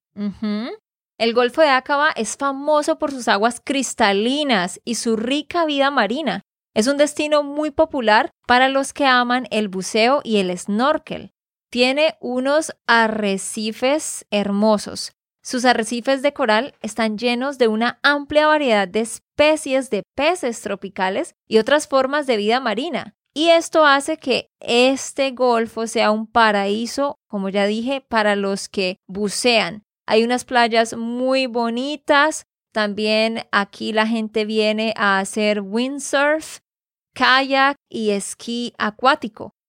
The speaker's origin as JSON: {"language": "Spanish", "region": "Santander", "country": "Colombia", "said": "de Santander, Colombia"}